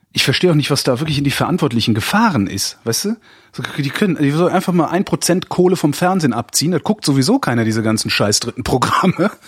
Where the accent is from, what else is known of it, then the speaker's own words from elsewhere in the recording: WDR broadcast area, North Rhine-Westphalia, Germany; moved away; ich komme ja aus der Ecke